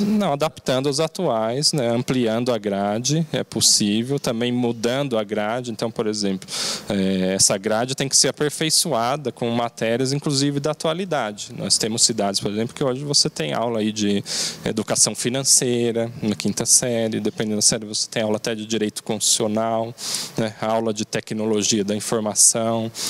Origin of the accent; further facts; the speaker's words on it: Mogi das Cruzes, São Paulo, Brazil; Apesar de eu ser nascido e criado na cidade, eu já conheço muito a cidade